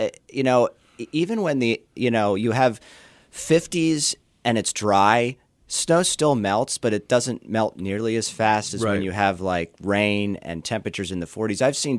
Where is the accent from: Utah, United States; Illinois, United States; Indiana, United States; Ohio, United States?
Indiana, United States; South Bend; The coldest I've been out there actually was on Lake Michigan, because I came from South Bend, so I was surfing Lake Michigan.